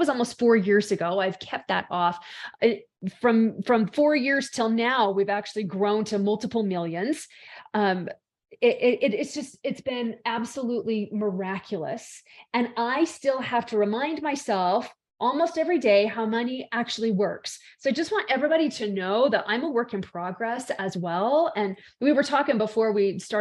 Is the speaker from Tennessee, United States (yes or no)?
no; Salt Lake City, Utah, United States; I am from the base of the Rocky Mountains in Salt Lake City, Utah, in the States